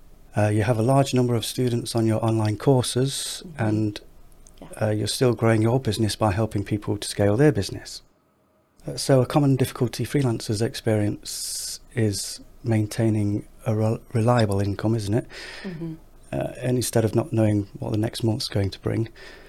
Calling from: Nottingham, East Midlands, United Kingdom; I'm in Nottingham in the UK, Robin Hood country.

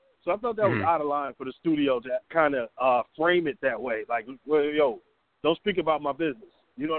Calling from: Atlanta, Georgia, United States; This is …. I'm in Atlanta.

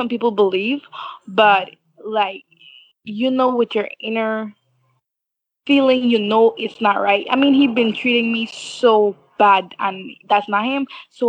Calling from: Belize

